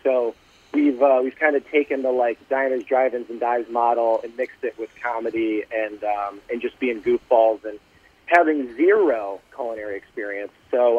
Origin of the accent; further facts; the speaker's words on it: Detroit, Michigan, United States; We're from the Midwest, though. I'm a Detroit guy.